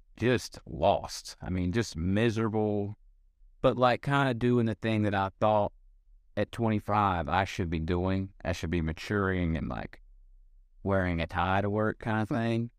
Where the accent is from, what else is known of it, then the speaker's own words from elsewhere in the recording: Gastonia, North Carolina, United States; moved away as an adult; now in Nashville, United States; I'm from Gastonia, North Carolina, which is a little town outside of Charlotte